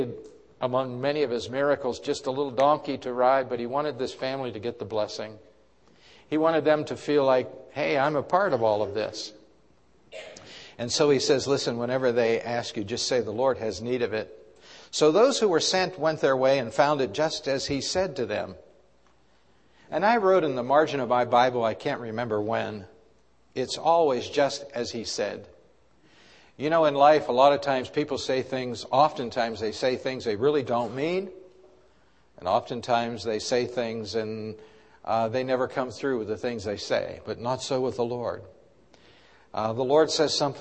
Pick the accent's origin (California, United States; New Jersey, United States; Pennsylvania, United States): Pennsylvania, United States; Pittsburgh; my sister Judy and myself were growing up in Pittsburgh